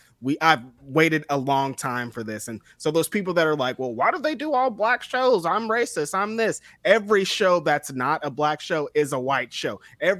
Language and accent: English; Bakersfield, California, United States; I'm from Bakersfield. I've been to a lot of shows that were 100% Latino shows, so I know what's going on.